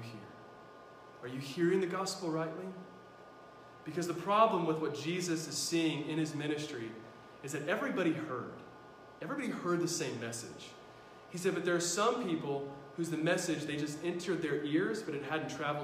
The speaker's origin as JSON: {"language": "English", "country": "United States", "said": "I'm an American"}